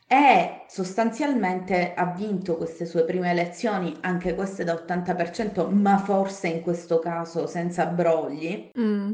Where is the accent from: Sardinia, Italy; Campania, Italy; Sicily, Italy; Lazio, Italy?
Sicily, Italy; Palermo; sono di Palermo. E, ehm, mm. Sì, sono di Palermo